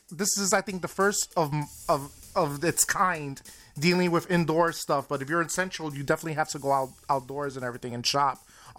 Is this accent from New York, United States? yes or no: yes; New York City, New York, United States; moved away; I'm originally from Manhattan, New York.